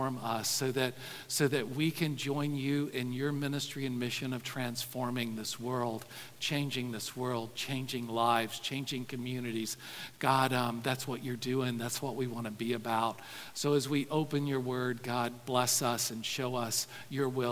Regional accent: the South, United States; growing up in the South

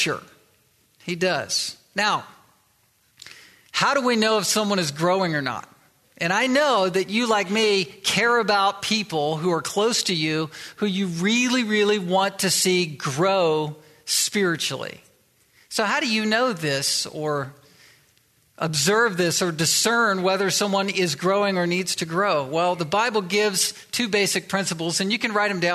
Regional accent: Virginia Beach, Virginia, United States; moved away as an adult; also born or lived in Delaware / Southern California / Little Rock, Arkansas; now in Pacific Northwest, United States; I was born in Delaware. I was raised in Virginia Beach and Chesapeake

